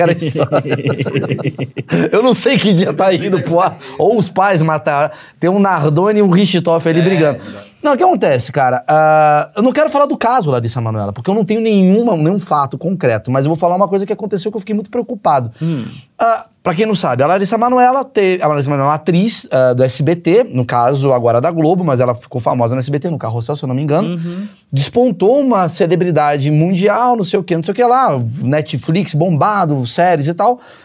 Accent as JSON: {"language": "Portuguese", "region": "Rio de Janeiro", "country": "Brazil", "tie": "born or raised there", "said": "Vim do Grajaú, do Rio de Janeiro, porra, sem grana"}